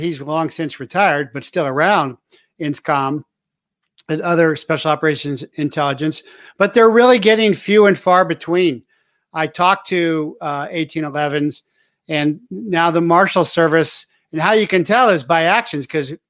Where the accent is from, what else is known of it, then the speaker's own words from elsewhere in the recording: Cincinnati, Ohio, United States; I'm from Cincinnati.